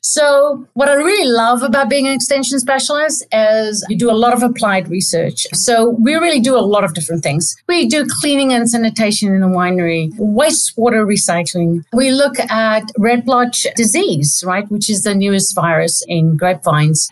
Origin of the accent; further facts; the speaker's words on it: South Africa; moved away as an adult; also born or lived in Stellenbosch, South Africa / Adelaide, Australia; now in Davis, United States; I'm South African